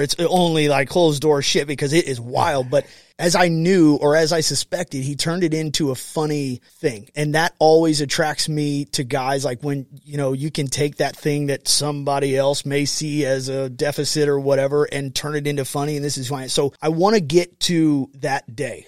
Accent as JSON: {"language": "English", "country": "United States", "tie": "born or raised there", "said": "I grew up on the Mississippi partying, but I was south of the Lock and Dam"}